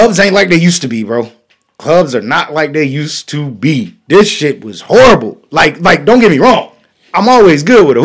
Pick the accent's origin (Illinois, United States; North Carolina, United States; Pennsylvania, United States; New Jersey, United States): North Carolina, United States; I'm from North Carolina